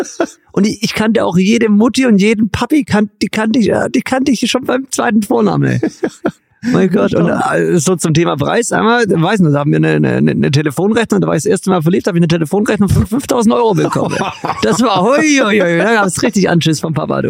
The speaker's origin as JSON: {"language": "German", "town": "Stuttgart", "region": "Baden-Württemberg", "country": "Germany", "said": "als Stuttgarter"}